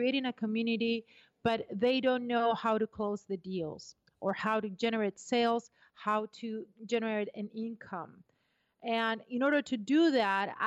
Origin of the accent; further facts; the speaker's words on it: Argentina; moved away; also born or lived in Brazil; I was born in Argentina. I'm half British and half Argentinian, and then I moved to Brazil.